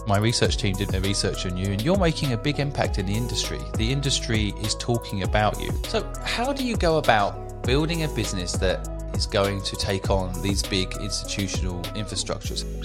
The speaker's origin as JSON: {"language": "English", "region": "England", "country": "United Kingdom", "tie": "born or raised there", "said": "as a kid growing up in England"}